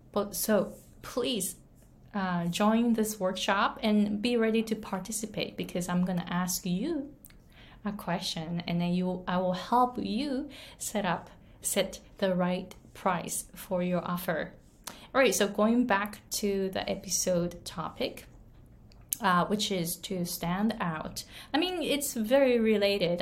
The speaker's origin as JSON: {"language": "English", "country": "Japan", "tie": "born or raised there", "second_language": "English", "moved": "as an adult", "lives_now": "Hawaii, United States", "said": "I was born and raised in Japan. I came to the US when I was 23"}